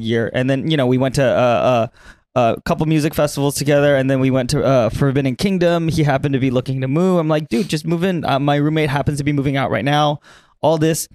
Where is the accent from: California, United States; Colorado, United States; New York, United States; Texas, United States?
California, United States; Bay Area; moved away as an adult; also born or lived in Davis, California / Newark, California; now in Los Angeles, United States; I was born in the Bay Area.